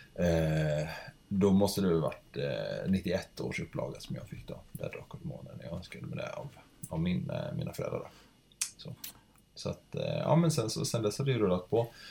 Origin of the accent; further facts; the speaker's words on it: Kalmar County, Sweden; now in Gothenburg, Sweden; jag växte upp på Öland